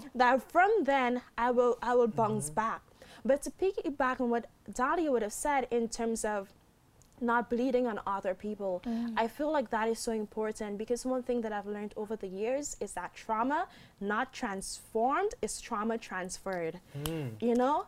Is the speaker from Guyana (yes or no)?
yes; Guyana; my home country, Guyana